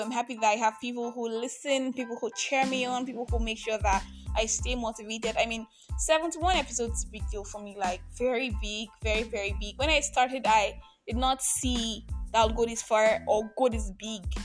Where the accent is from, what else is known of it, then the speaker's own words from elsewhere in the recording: Nigeria; I'm Nigerian.